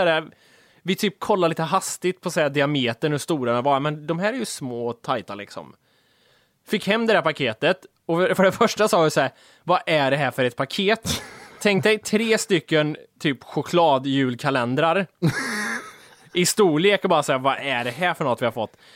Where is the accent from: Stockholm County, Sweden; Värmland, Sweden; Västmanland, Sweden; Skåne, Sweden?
Värmland, Sweden; Vi, vi har ju uppväxta med det här. Vi kommer från Värmland